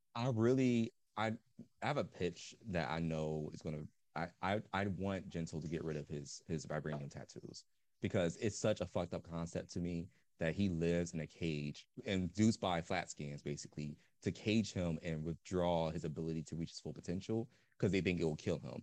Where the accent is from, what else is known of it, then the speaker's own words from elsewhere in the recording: Philadelphia, Pennsylvania, United States; I was raised in Philly